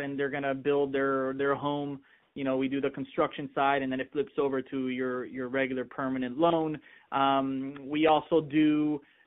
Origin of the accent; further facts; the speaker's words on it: Miami, Florida, United States; growing up in Miami